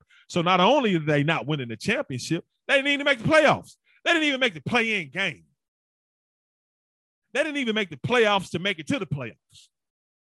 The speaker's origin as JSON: {"language": "English", "town": "Memphis", "region": "Tennessee", "country": "United States", "tie": "born or raised there", "said": "my hometown Memphis"}